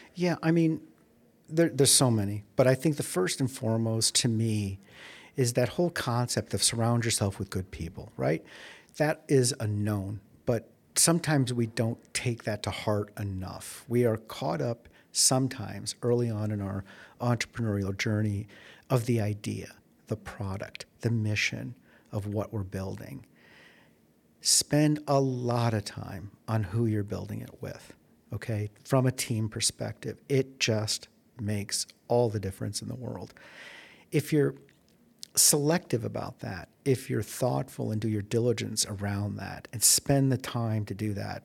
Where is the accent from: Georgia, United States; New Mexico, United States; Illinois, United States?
Illinois, United States; Chicago; moved away as an adult; also born or lived in Silicon Valley; now in Arizona, United States; I'm from Chicago